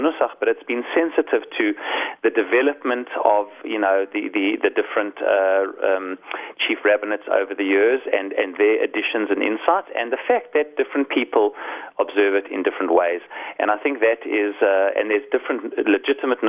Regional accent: South Africa; moved away as an adult; now in Israel; I was born in South Africa and I came to Israel when I was 18.

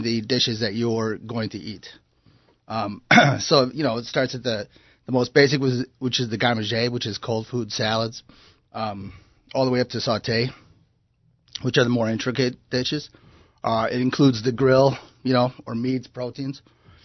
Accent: Chicago, Illinois, United States; moved away; I grew up in Chicago, which happens to be a big culinary city.

